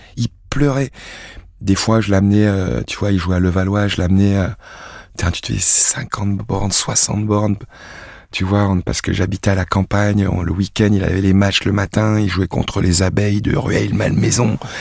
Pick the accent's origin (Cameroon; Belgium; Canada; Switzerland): Cameroon; moved away; also born or lived in Sedan, France; ma source, mec, c'est Sedan. Je suis un sanglier des Ardennes. Je suis un Sedanais d'origine belge. mon arrière-grand-mère était belge. Donc je suis né, puis j'ai grandi au Cameroun